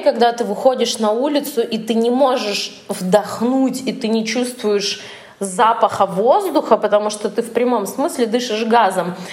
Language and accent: Russian; Norilsk, Krasnoyarsk Krai, Russia; moved away; also born or lived in Moscow; я из Норильска